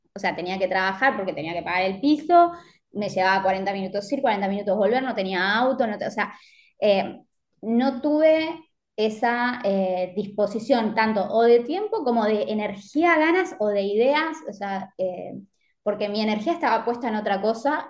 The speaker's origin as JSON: {"language": "Spanish", "town": "Mar del Plata", "region": "Buenos Aires Province", "country": "Argentina", "moved": "as an adult", "lives_now": "Alicante, Spain", "said": "yo soy de Mar del Plata, pero viví los últimos años en Buenos Aires"}